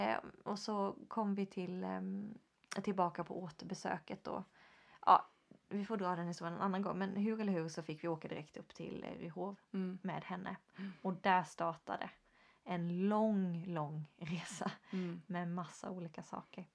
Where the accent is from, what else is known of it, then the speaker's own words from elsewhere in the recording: Sweden; vi som svenskar